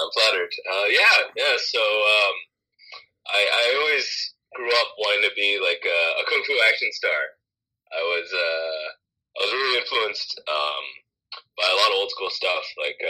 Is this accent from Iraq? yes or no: no; Hong Kong; so I'm from Hong Kong, so Hong Kong got occupied by the British.